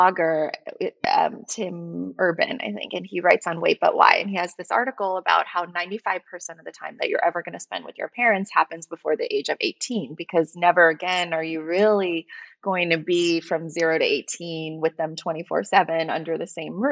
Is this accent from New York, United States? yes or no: yes; New York City, New York, United States; moved away as an adult; also born or lived in California; now in New York, United States; I'm originally from Brooklyn. Mm-hmm. I grew up in Park Slope. I went to school there until I was 18